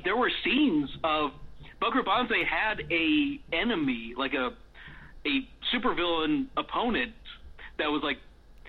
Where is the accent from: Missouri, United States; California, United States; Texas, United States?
California, United States; Riverside; I was growing up in Riverside, California.